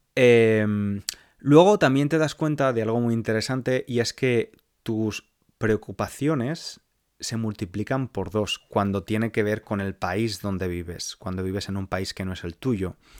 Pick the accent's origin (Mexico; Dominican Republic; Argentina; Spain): Spain; moved away as an adult; now in London, United Kingdom; mi país, por España